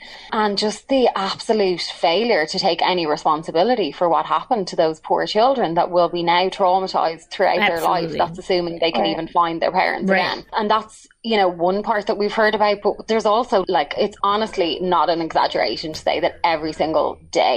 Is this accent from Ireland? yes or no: yes; Dublin, Leinster, Ireland; moved away as an adult; now in Chicago, United States; I didn't grow up in America. So I'm from Dublin, Ireland. I've been in the US for about like 15, 16 years.